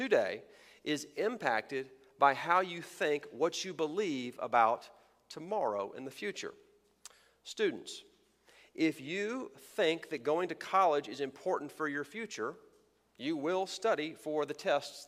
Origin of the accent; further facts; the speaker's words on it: Texas, United States; moved away; by my accent and by my opening illustration, you may have figured out I am from Texas